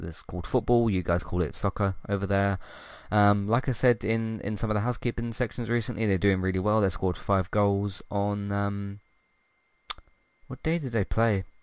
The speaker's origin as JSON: {"language": "English", "country": "United Kingdom", "said": "I'm British"}